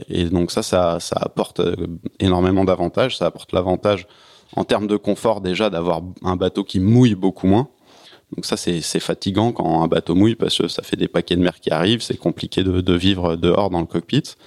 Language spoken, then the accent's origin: French; Paris suburbs, Île-de-France, France; en tant que Parisien